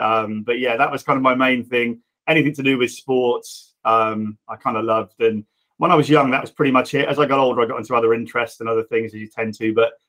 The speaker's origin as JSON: {"language": "English", "town": "Reading", "region": "South East England", "country": "United Kingdom", "tie": "born or raised there", "said": "I'm Reading born and bred and still here, sadly. So I'm from the area and still work"}